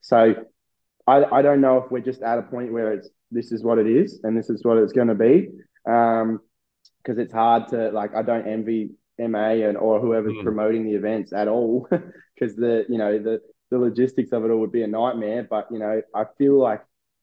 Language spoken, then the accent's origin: English; Australia; born or raised there